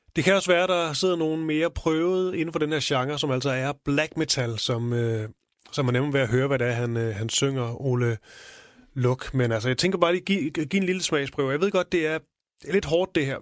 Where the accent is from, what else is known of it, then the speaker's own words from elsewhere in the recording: Odense, Southern Denmark, Denmark; min fødeby, Onse